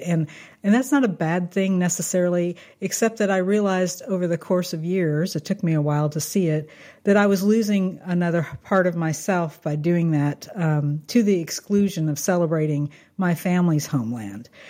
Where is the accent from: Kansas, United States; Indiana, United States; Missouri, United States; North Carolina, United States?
Kansas, United States; I grew up in Kansas